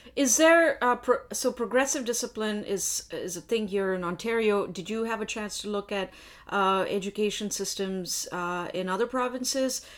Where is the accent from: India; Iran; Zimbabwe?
India; now in Canada; I was born in India